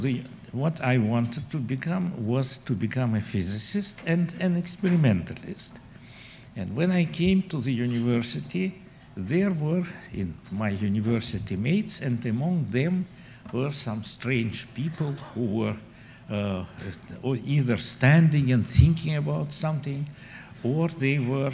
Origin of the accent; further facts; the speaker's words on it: Moscow, Russia; moved away as an adult; now in United States; I was born in Moscow and spent there most of my life. I came to the United States with my family in 91